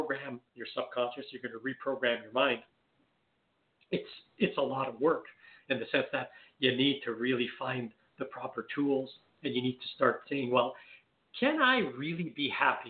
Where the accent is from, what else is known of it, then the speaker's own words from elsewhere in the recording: Canada; accent: French Canadian; I'm French Canadian. You might be able to tell from my little bit of an accent. So I'm French Canadian